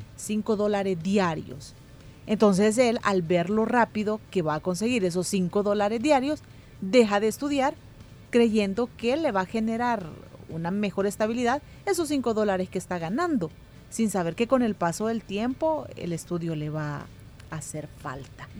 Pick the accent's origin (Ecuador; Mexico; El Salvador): El Salvador; lo inmediatistas que somos como cultura salvadoreña